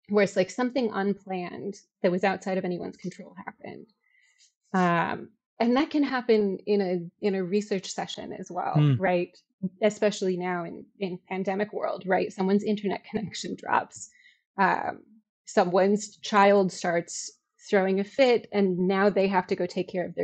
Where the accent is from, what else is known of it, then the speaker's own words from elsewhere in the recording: Chicago, Illinois, United States; I'm from Chicago. I taught in Chicago.